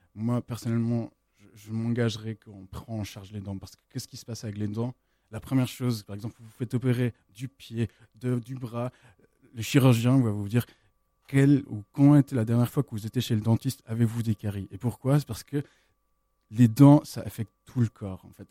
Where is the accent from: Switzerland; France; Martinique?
Switzerland; also born or lived in United States; moi je suis suisse-américain, j'ai vécu plusieurs temps aux États-Unis.